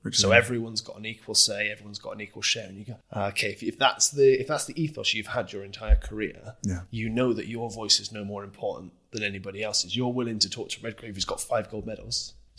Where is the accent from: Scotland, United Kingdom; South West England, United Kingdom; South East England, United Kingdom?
South West England, United Kingdom; Gloucester; accent: sound like farmers; we come from Gloucester, we sound like farmers, right?